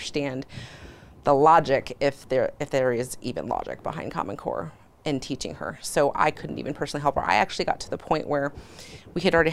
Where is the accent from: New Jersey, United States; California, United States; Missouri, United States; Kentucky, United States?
California, United States; moved away as an adult; being born and raised in California and going through the public school system.